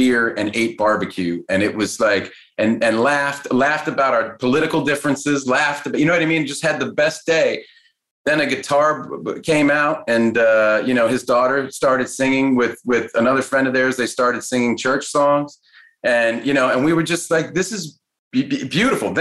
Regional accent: Cambridge, Massachusetts, United States; I grew up in Cambridge, Massachusetts

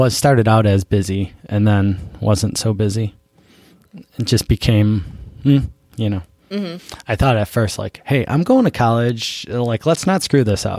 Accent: Buffalo, New York, United States; moved away; also born or lived in Vermont; I grew up in Buffalo

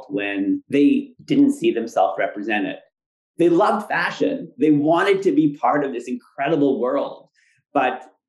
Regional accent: Ottawa, Ontario, Canada; moved away as an adult; now in New York, United States; growing up in Ottawa, which is a great city, but when I was there, it was still pretty conservative

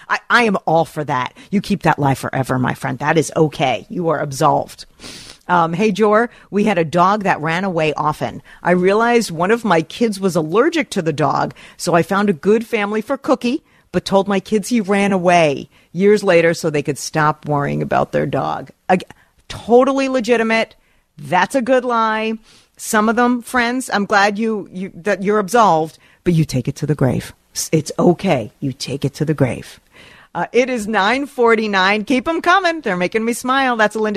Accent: New York, United States; As an East Coast girl, I grew up in Rockland County.

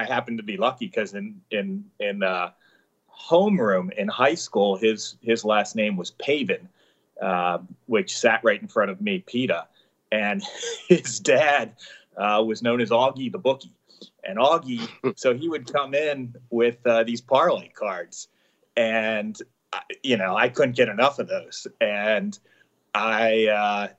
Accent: outside Philadelphia, Pennsylvania, United States; I grew up outside Philadelphia

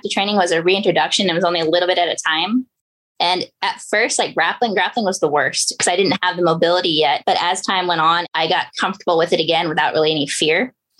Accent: Pioneer, California, United States; I grew up in a small town called Pioneer. It's in Northern California.

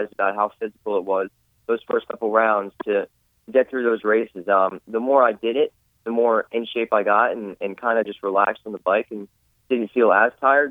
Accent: Pennsylvania, United States; I'm from Pennsylvania.

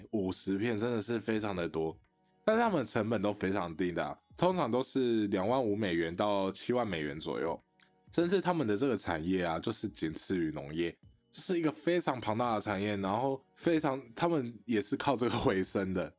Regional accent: Taiwan; 我们台湾人

